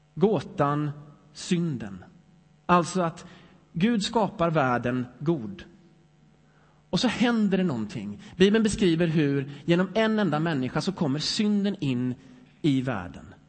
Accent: Sweden; jag är lite svensk ändå

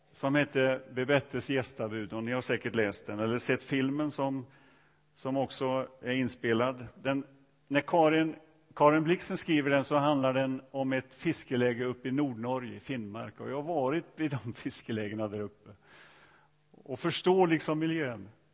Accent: Sweden; öarna där jag kommer ifrån

